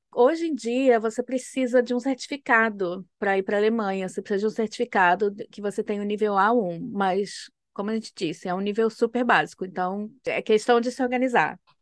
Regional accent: Rio de Janeiro, Brazil; moved away as an adult; also born or lived in United States / Germany; eu sou, né, do estado do Rio

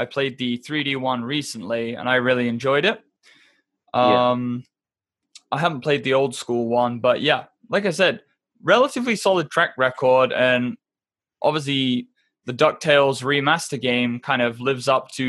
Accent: England, United Kingdom; I was raised in England

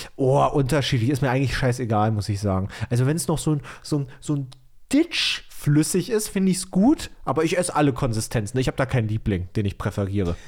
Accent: Bautzen, Saxony, Germany; moved away; Ich habe dir ja aus meiner Heimat ein richtig geiles Set an Leckereien aus Bautzen mitgebracht

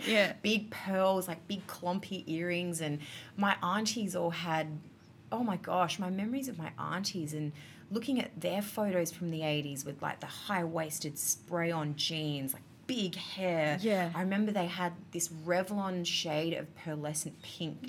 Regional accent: Adelaide, South Australia, Australia; I grew up in Adelaide

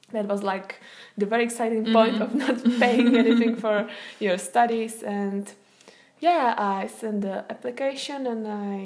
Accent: Czechia; also born or lived in Scotland; I'm from the Wind in My Hair podcast. And today we are going to talk about study abroad. Laura is from Germany, I'm from the Czech Republic

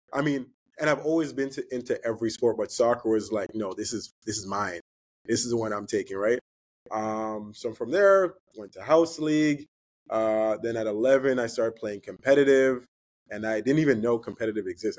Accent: Canada; being from Canada, being Canadian

